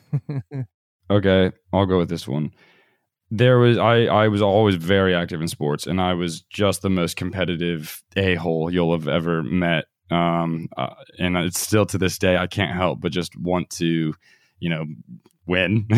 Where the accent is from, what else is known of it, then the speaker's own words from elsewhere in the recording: United States; moved away as an adult; also born or lived in Australia; we had traveled a bit around the U.S